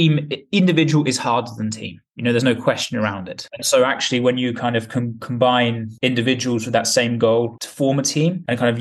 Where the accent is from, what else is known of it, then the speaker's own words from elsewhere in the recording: England, United Kingdom; now in Spain; I'm being English, live in Spain